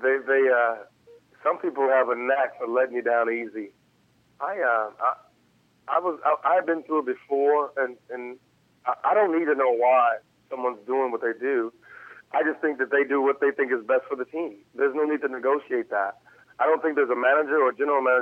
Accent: Chicago, Illinois, United States; I'm from Chicago

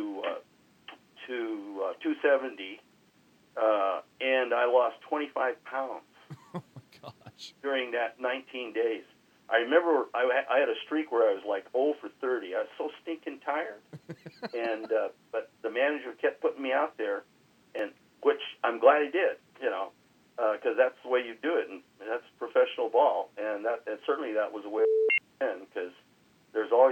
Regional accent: Long Beach, California, United States; I grew up in North Long Beach

